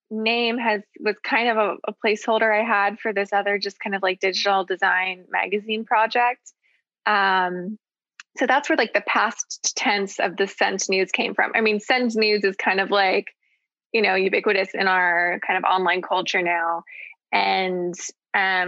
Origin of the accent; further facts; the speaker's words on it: Seattle, Washington, United States; now in San Francisco Bay Area, United States; I was born here in the Bay Area, but grew up in Seattle